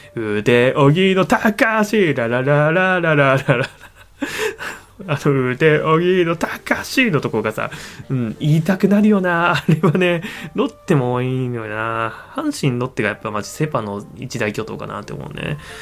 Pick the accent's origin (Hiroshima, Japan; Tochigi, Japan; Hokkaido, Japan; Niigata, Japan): Niigata, Japan; 新潟県の生まれなんですよ